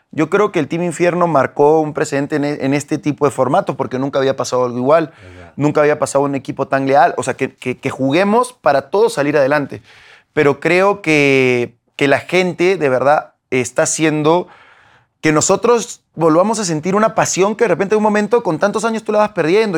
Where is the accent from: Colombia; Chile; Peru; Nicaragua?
Peru; moved away as an adult; now in Mexico; yo soy peruano, yo soy peruano, nacido en Perú, nacido en mi barrio, vengo de un barrio